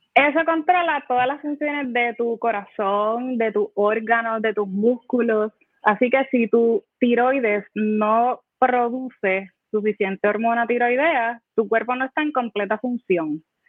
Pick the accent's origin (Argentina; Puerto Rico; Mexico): Puerto Rico; Humacao; yo me crié en Humacao